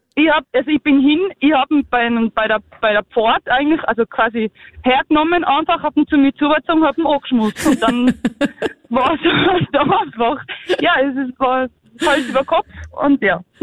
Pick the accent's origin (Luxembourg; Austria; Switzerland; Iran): Austria; Zillertal, Tyrol; bei uns im Zillertal